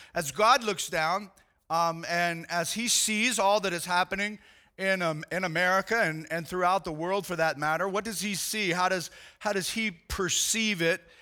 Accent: United States; I am a Christian that happens to be an American

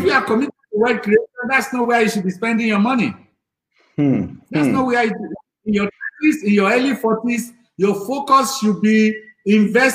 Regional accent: Lagos, Nigeria; I grew up in Lagos Island with my grandmother, who were very, very poor

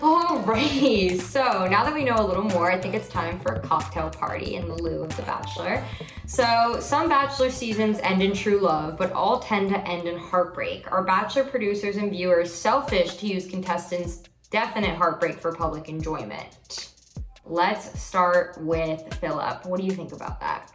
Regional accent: New York City, New York, United States; I'm from New York City

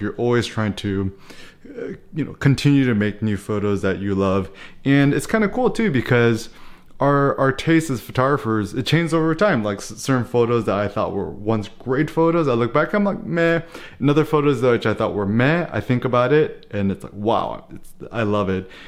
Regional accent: United States; as an American

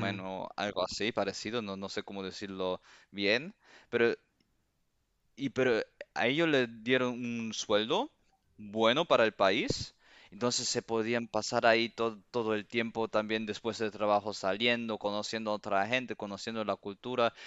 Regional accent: Cuba; moved away; also born or lived in Seville, Spain; yo en mi, corazón soy cubano

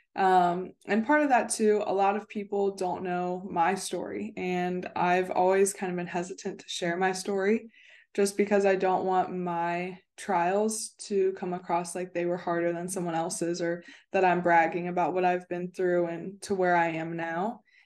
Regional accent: Cincinnati, Ohio, United States; moved away as an adult; also born or lived in West Virginia / Florida; I'm originally from Cincinnati, Ohio

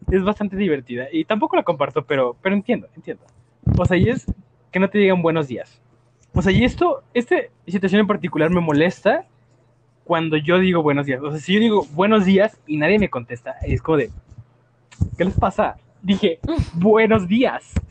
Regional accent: Mexico City, Mexico; tengo razón. Porque soy chilango.

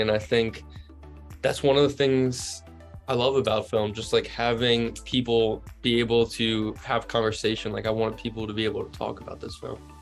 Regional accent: New Jersey, United States; also born or lived in Virginia; I grew up in South Jersey

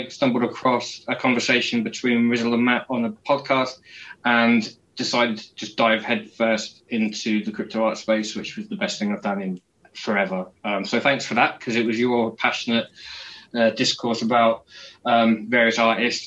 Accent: Peterborough, East of England, United Kingdom; I was running a club night in my hometown in the UK in Peterborough called Flux

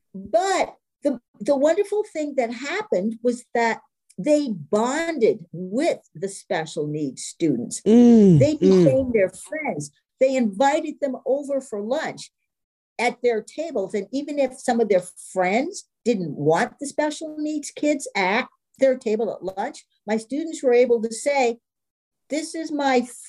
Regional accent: East Coast, United States; moved away; I'm from the East Coast

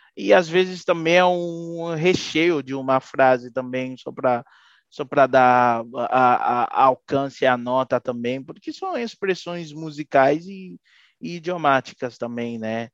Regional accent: Haiti; moved away as an adult; Sou haitiano mesmo

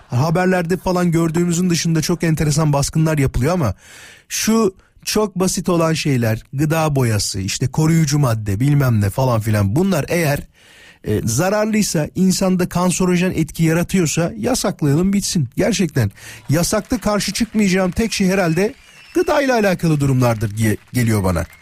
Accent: İzmit, Kocaeli, Turkey; Canım memleketim İzmit'e doğru bir yol alacağız

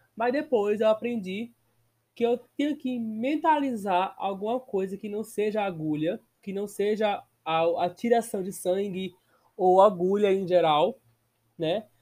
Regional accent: Brazil; Sou brasileiro, porém sou cursado na Wizard

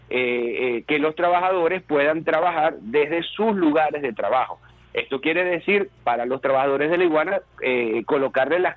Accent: Venezuela; porque somos venezolanos

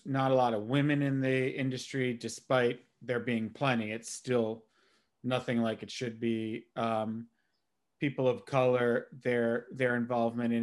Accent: New York City, New York, United States; now in Los Angeles, United States; I'm from New York originally. I've been out in the Valley forever

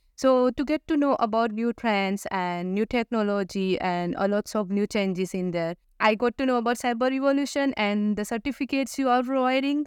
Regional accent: India; moved away as an adult; now in Australia; I come from India

